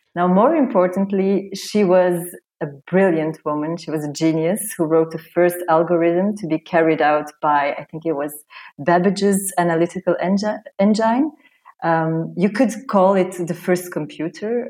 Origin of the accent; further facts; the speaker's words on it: Belgium; moved away as an adult; also born or lived in Romania / Hamburg, Germany; now in Madrid, Spain; I was born in Romania. Uh, I was raised in Belgium, uh, where I lived most of my life